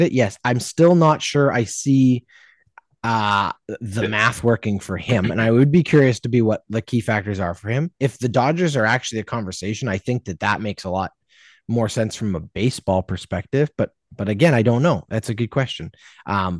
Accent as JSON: {"language": "English", "country": "Canada", "said": "a Canadian sports fan"}